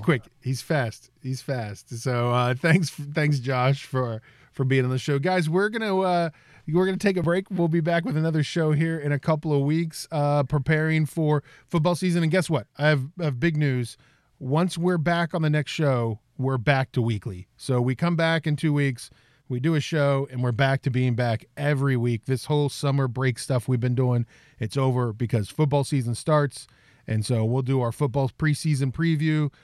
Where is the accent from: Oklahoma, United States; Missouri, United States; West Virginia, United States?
West Virginia, United States; Fairmont; Country Club Bakery and that's uh, my hometown.